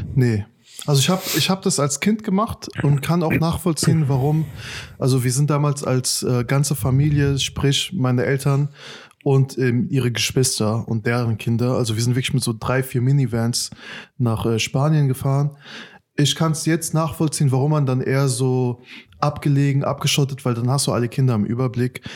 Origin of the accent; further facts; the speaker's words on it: Afghanistan; now in Germany; mein Herkunftsland ist unter den letzten Top 5 in der Welt